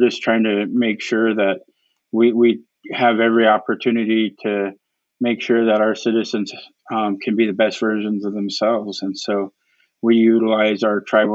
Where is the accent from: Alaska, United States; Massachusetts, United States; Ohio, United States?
Alaska, United States; Prince of Wales Island; I come from Prince of Wales Island